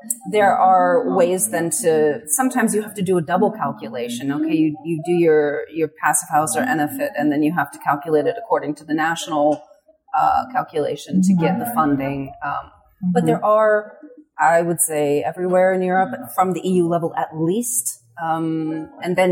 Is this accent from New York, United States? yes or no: no; California, United States; moved away as an adult; I come originally from California. I've been on this side of the Atlantic for half of my life now